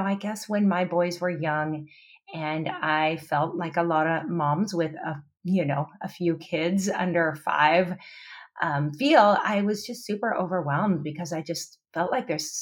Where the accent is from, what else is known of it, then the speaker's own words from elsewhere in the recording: Pacific Northwest, United States; moved away as an adult; now in Oahu, United States; I come from the Pacific Northwest originally, but my husband and I moved to Hawaii 19 years ago